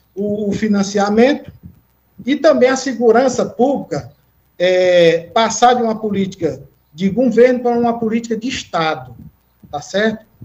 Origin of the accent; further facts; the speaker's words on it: Teresina, Piauí, Brazil; sou nascido e criado aqui em Teresina